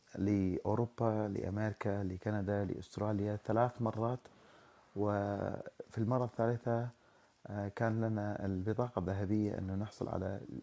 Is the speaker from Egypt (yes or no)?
no; Iraq; moved away as an adult; انا شخص عراقي الاصل آه، كنت آه، درست في العراق وفي الجامعه